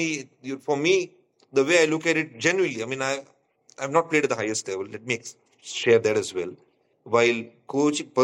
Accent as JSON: {"language": "English", "country": "India", "moved": "yes", "lives_now": "Nepal", "said": "I come from India"}